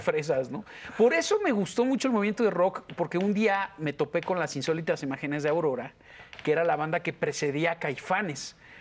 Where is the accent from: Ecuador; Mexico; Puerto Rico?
Mexico; Mexico City; also born or lived in Mérida, Yucatán; de muy chiquito me, trajeron para el DF, entonces pues, mi cultura es más chilanga que otra